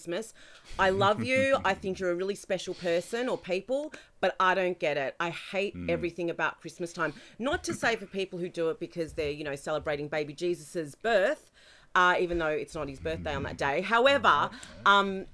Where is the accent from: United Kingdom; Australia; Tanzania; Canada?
Australia; I was born in Australia, I'm an Australian-Italian